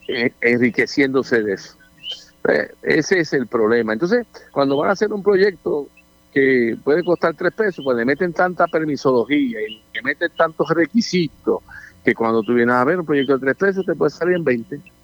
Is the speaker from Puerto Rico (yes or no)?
yes; Puerto Rico